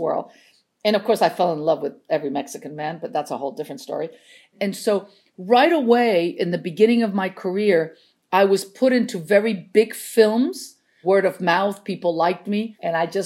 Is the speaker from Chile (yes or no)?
yes; Chile; English is a second language; also born or lived in New York, United States; now in Los Angeles, United States; I'm not from this country. I was born and raised in Chile.